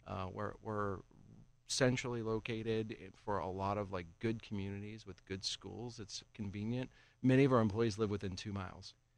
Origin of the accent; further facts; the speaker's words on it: Johnstown, Pennsylvania, United States; moved away; also born or lived in Washington, D.C.; I grew up in the Johnstown area